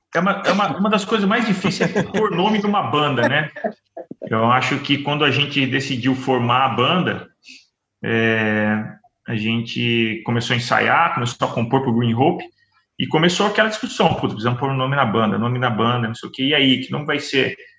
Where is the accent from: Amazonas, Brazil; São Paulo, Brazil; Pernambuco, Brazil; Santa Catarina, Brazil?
São Paulo, Brazil; São José dos Campos; nós somos de São José dos Campos, né? Uma hora de São Paulo